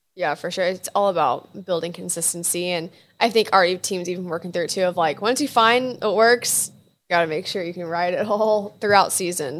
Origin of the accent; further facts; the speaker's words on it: Houston, Texas, United States; I'm from Houston